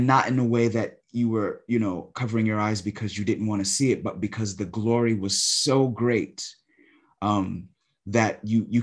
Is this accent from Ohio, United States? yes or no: no; New York City, New York, United States; I grew up in New York City, in Brooklyn primarily.